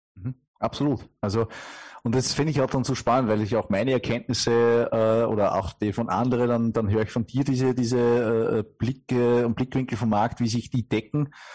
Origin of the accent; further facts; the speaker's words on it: Upper Austria, Austria; man kennt es wirklich an der Stimme, äh, kein gebürtiger Deutscher, sondern äh, aus Oberösterreich